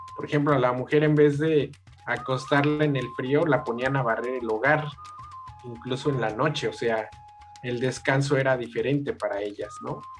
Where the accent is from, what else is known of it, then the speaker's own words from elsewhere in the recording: Mexico; nosotros como mexicanos